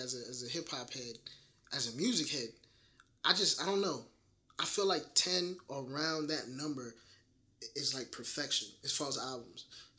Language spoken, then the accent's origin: English; Atlanta, Georgia, United States; also born or lived in Brooklyn, New York / Detroit, Michigan; I'm born in Brooklyn, and I was raised down here in Atlanta, but, you know, it was a year or so. I was living off of 6 Mile in Detroit